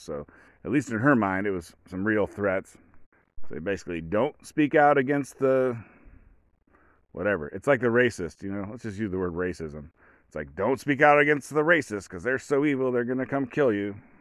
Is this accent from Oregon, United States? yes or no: yes; Oregon, United States; I'm from Oregon. I live in Oregon.